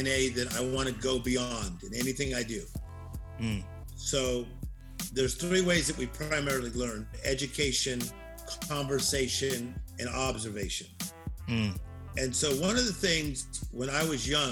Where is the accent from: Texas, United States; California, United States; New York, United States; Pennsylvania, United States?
California, United States; Compton; now in Beverly Hills, United States; I'm from Compton